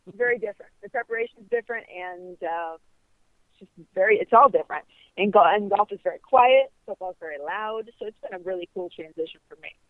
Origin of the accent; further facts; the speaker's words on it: Ohio, United States; now in Florida, United States; I grew up in Ohio